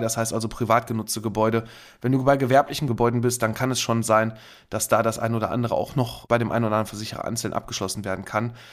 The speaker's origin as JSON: {"language": "German", "town": "Kamp-Lintfort", "region": "North Rhine-Westphalia", "country": "Germany", "said": "bei uns in Kamp Lindfort am Niederrhein"}